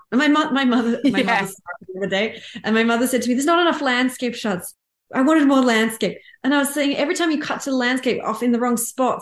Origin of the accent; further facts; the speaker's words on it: Australia; I'm Australian